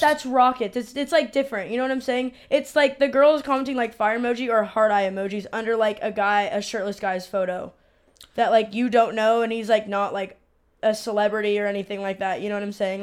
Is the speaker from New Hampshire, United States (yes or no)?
no; San Diego, California, United States; I'm from San Diego, uh, but my but I'm Mexican